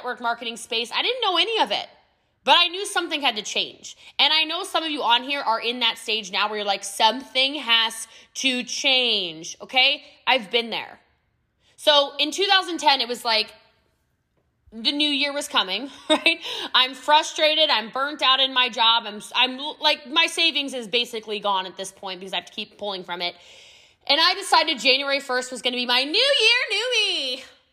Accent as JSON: {"language": "English", "country": "United States", "accent": "American", "said": "I'm American"}